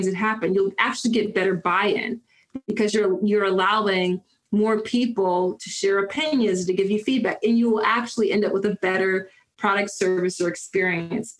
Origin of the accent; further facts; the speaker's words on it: Philadelphia, Pennsylvania, United States; growing up in Philly in East Mount Airy